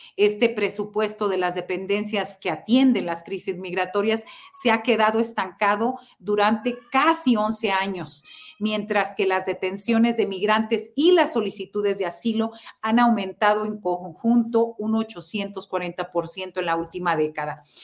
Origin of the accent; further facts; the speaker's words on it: Mexico; nosotros como mexicanos